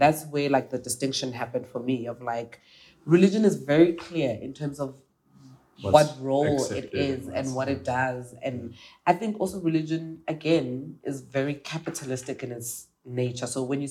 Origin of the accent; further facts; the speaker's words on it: South Africa; I'm South African.